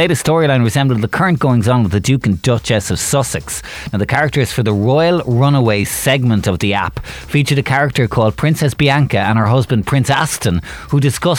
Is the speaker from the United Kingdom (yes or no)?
no; Waterford, Munster, Ireland; I'm from Waterford.